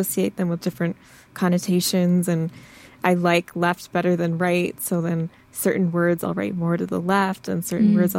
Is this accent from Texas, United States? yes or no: no; Michigan, United States; I grew up in Michigan